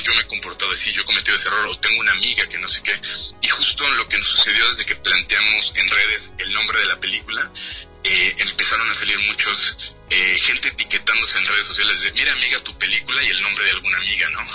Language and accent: Spanish; Guadalajara, Jalisco, Mexico; yo soy tapatío